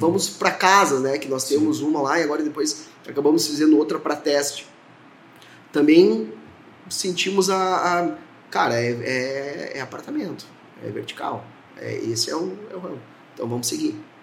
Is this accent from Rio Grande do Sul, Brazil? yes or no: yes; Horizontina, Rio Grande do Sul, Brazil; also born or lived in Mato Grosso; eu sou natural de Horizontina